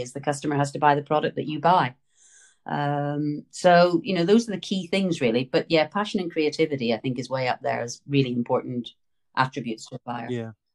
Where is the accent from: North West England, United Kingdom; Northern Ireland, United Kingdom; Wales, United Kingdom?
Northern Ireland, United Kingdom; as you can tell from the accent, I was born and raised in Northern Ireland.